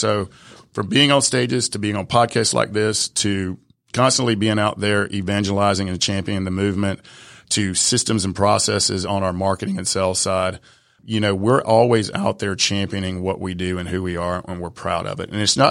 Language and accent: English; Atlanta, Georgia, United States; English is a second language; I'm from the South Side of Atlanta, man. English is like my third language.